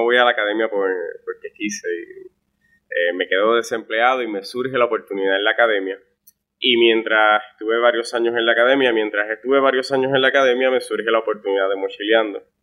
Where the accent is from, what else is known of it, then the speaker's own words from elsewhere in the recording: Florida, Puerto Rico; yo soy natural del municipio de Florida, un municipio muy conocido en Puerto Rico